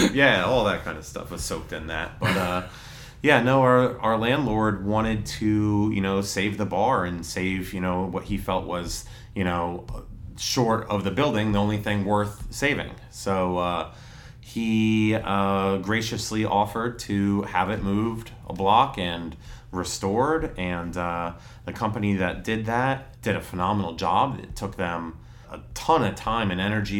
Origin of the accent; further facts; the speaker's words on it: New Tripoli, Pennsylvania, United States; also born or lived in Emmaus; I grew up out in New Tripoli, went to Northwestern Lehigh